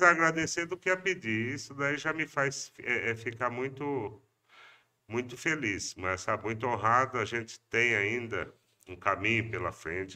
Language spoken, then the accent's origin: Portuguese; Pompeia, São Paulo, Brazil; Eu não nasci em Pompeia, mas cheguei lá com dois anos de idade